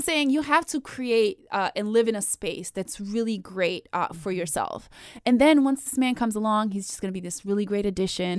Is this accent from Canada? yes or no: no; Bosnia & Herzegovina; I was born and raised in Bosnia